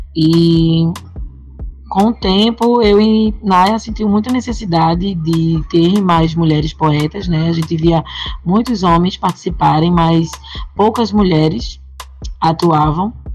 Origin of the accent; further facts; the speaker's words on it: Jaboatão dos Guararapes, Pernambuco, Brazil; eu falo da quebrada de Cajueiro Seco, Jabotão dos Guararapes